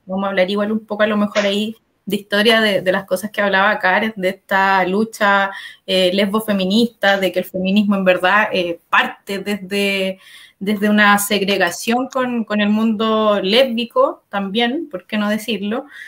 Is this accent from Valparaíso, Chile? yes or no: no; Talagante, Santiago Metropolitan Region, Chile; moved away; nací y criada en Talagante